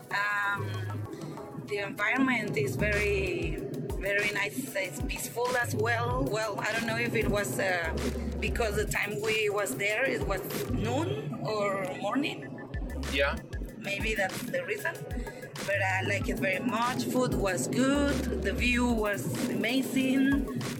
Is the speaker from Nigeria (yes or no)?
no; Monterrey, Nuevo León, Mexico; moved away as an adult; now in Playa del Carmen, Mexico; It's my name actually. Kai's wife. And as you say, I'm from Monterrey, living in Playa del Carmen since six and a half years.